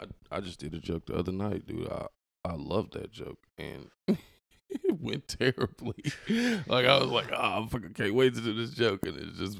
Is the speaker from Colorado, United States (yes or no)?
no; Indianapolis, Indiana, United States; moved away as an adult; now in Evansville, United States; I'm originally from Indianapolis.